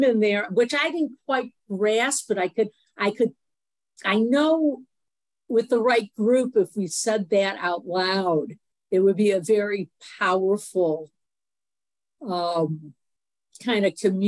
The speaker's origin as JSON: {"language": "English", "town": "Alexandria", "region": "Virginia", "country": "United States", "said": "from Alexandria, Virginia."}